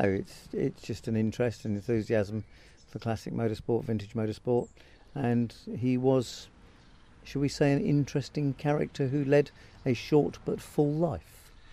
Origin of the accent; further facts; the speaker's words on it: Farnborough, South East England, United Kingdom; I was born and brought up in Farnborough, which is just down the road